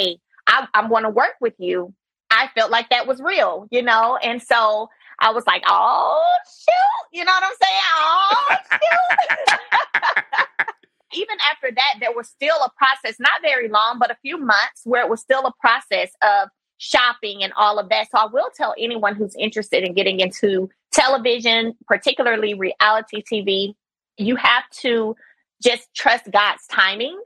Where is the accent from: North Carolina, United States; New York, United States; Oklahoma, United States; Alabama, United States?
Alabama, United States; Brundidge; I come from a very small town, one red light, Brundage, Alabama